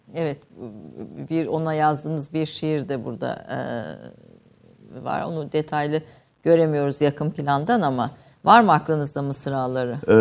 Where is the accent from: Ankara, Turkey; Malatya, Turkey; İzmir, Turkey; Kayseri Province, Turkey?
Kayseri Province, Turkey; Kayseri; Ben Kayseri doğumluyum